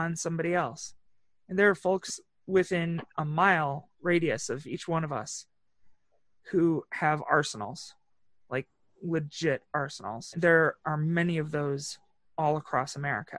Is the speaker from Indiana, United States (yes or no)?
yes; Northwest Indiana, United States; I was raised in Northwest Indiana